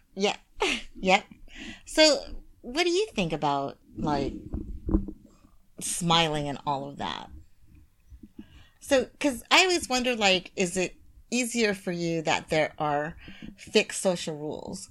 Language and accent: English; United States; moved away as an adult; now in Japan; as an American